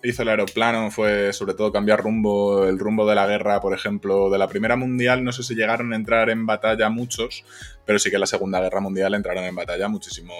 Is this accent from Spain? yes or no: yes; Zamora, Castile and León, Spain; yo que soy de Zamora